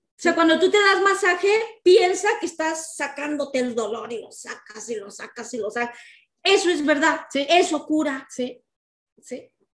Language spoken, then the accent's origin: Spanish; Mexico; moved away; nuestro país México, porque somos mexicanas